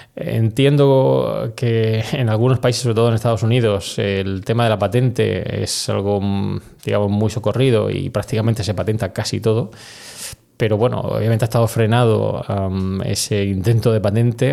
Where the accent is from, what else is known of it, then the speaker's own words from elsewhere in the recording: Spain; also born or lived in United States; aquí en España